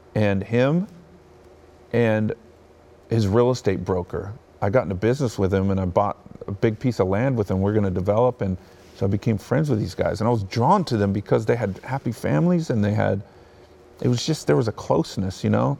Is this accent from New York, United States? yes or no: no; Bakersfield, California, United States; also born or lived in Hawthorne, California / Torrance, California; we lived in Torrance, California, and I was born in Hawthorne, and that's when uh, my parents had those positions. And then when I turned like nine years old, fourth grade, we moved to Bakersfield